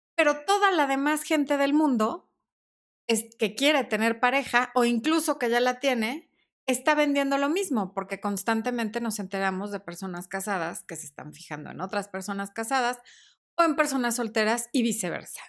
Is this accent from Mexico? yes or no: yes; Sonora, Mexico; now in Mexico City, Mexico; mi mamá también es sonorense